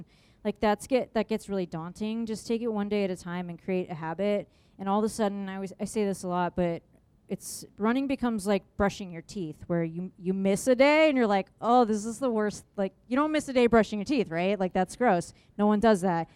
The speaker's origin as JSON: {"language": "English", "town": "San Diego", "region": "California", "country": "United States", "also_born_or_lived": "Phoenix, Arizona", "moved": "as an adult", "lives_now": "Michigan, United States", "said": "I'm from San Diego, and then I went to school in Phoenix, Arizona, and then I moved to Michigan, and I've been there for 13 years."}